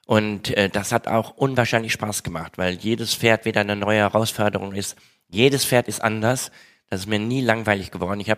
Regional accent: Etteln, North Rhine-Westphalia, Germany; Etteln, ich komme aus Etteln

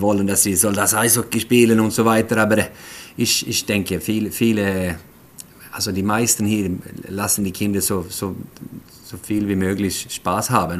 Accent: Sweden; German is a second language; also born or lived in Switzerland; now in Gothenburg, Sweden; als Schwede

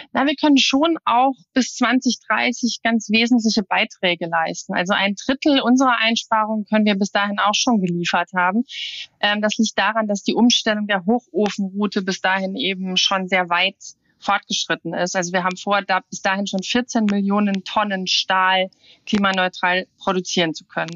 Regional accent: Saarland, Germany; Meine Heimat, das Saarland

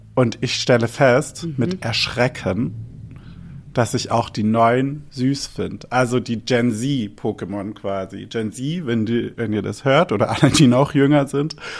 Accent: Albstadt, Baden-Württemberg, Germany; moved away; Dort, wo ich aufgewachsen bin in Albstadt

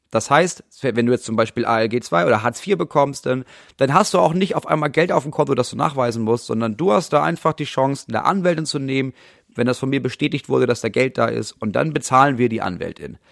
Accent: Germany; wir als Deutsche

